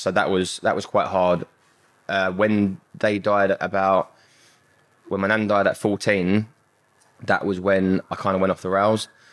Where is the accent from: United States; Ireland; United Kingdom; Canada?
United Kingdom; London; I grew up in Southeast London.